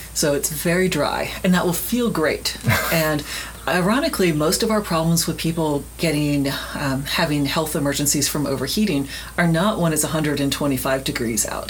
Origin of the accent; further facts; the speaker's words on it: Miami, Florida, United States; when I was a kid, I grew up in Miami, Florida